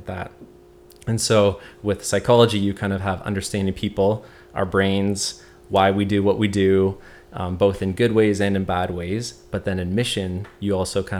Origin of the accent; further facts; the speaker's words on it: Hamilton, Ontario, Canada; since I'm from Hamilton, I kind of knew the area well